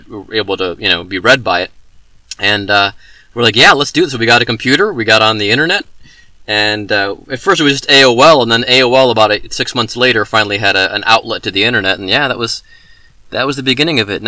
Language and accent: English; Cincinnati, Ohio, United States; my hometown paper, the Cincinnati City Beat